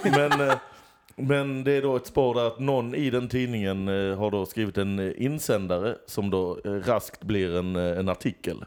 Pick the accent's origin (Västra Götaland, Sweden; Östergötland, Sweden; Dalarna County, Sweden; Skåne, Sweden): Skåne, Sweden; Lund; Jag är från Lund.